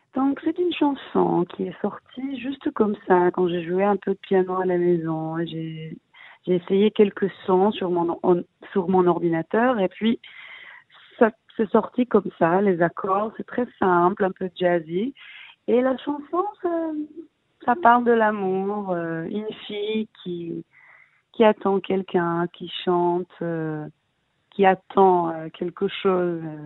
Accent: Israel; also born or lived in Paris, France; je suis israélienne, je suis née ici, j'ai grandi en Israël, mais ma mère elle est française

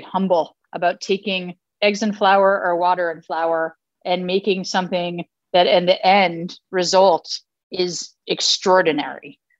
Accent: North Haven, Connecticut, United States; I grew up in a Jewish family, kosher home. I grew up right outside New Haven in North Haven.

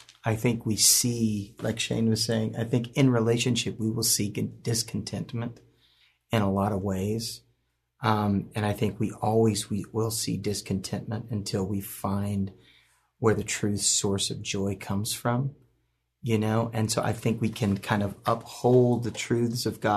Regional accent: the South, United States; I grew up in the South

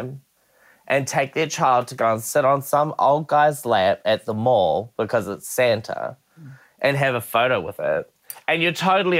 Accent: Feilding, Manawatū-Whanganui, New Zealand; moved away as an adult; also born or lived in Melbourne, Australia; That's where I grew up. Like, I grew up in Fielding

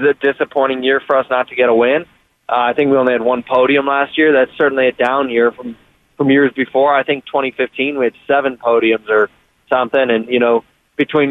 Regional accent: Columbus, Ohio, United States; I'm from Columbus, Ohio, so a college town

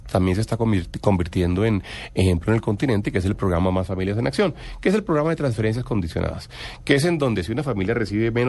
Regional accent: Cartagena, Bolívar, Colombia; now in Bogotá, Colombia; yo soy de Cartagena

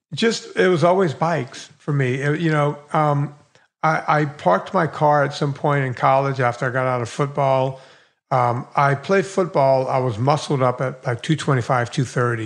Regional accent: Bayou Lafourche, Louisiana, United States; now in Woodland Hills, United States; I grew up on the longest bayou in the world. It's a hundred miles long

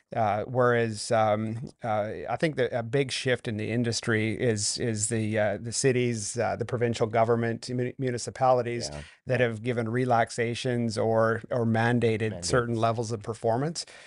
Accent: Vancouver, British Columbia, Canada; also born or lived in North Carolina; I grew up here in Vancouver

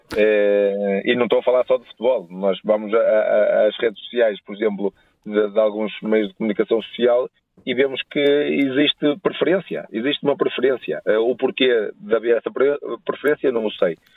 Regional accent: Portugal; eu sendo eu português

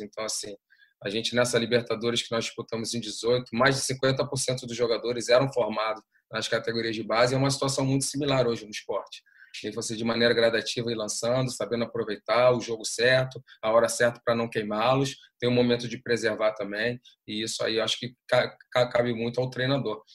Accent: Brazil; desde que a gente também possa trabalhar fora do nosso país

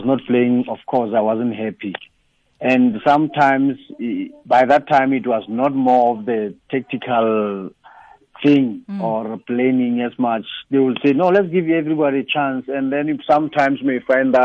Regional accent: Lesotho; growing up in Lesotho

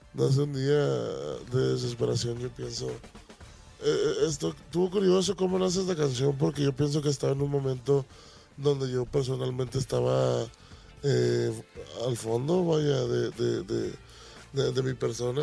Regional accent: Tomatlán, Jalisco, Mexico; moved away; also born or lived in United States

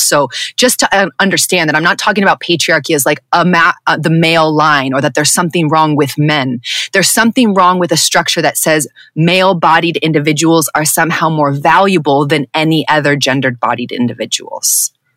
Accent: Southern California, United States; white presenting woman who was born and raised in Southern California

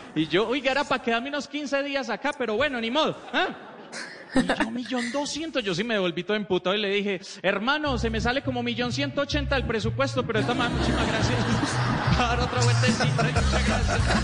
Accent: Medellín, Antioquia, Colombia; Soy comediante de Medellín

